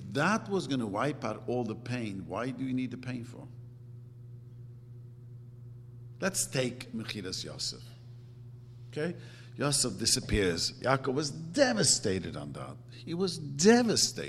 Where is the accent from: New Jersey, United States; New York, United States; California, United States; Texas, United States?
New York, United States; New York City; I grew up in Williamsburg